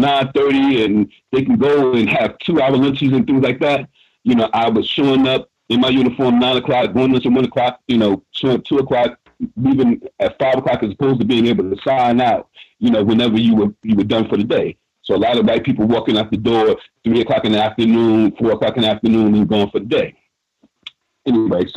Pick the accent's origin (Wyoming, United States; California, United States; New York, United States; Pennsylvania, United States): New York, United States; New York City; my school in Harlem